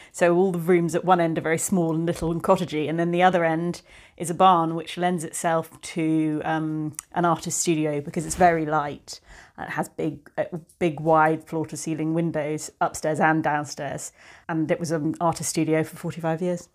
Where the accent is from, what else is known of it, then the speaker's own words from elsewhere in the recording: the Cotswolds, South West England, United Kingdom; moved away as an adult; also born or lived in London / Bristol; now in Somerset, United Kingdom; I grew up in the Cotswolds